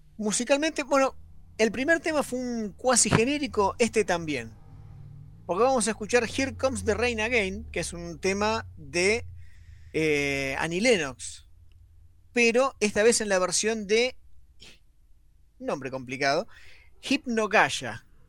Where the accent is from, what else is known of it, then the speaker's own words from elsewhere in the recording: Arturo Seguí, Buenos Aires, Argentina; Yo soy de Arturo Seguí